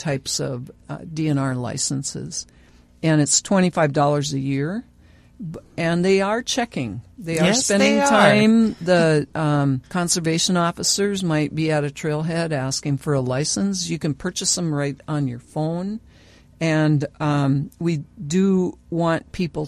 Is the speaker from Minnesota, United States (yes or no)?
yes; Glenwood, Minnesota, United States; now in Bemidji, United States; I grew up in Glenwood